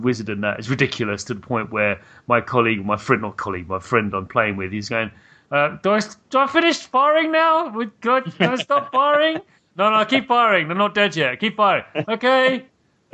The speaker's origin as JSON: {"language": "English", "country": "United Kingdom", "said": "as a British person, I grew up with 2000 AD"}